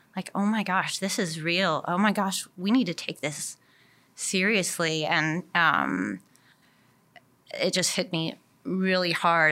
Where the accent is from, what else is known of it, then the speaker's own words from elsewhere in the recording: Milwaukee, Wisconsin, United States; also born or lived in Madison, Wisconsin; I grew up in the Milwaukee area. So I've kind of been a Wisconsin girl, uh, my whole life